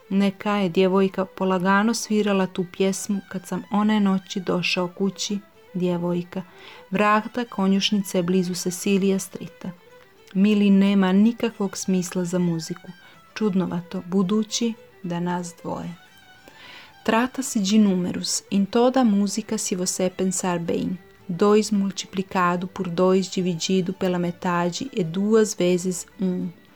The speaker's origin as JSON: {"language": "Portuguese", "country": "Montenegro", "said": "sou de Montenegro"}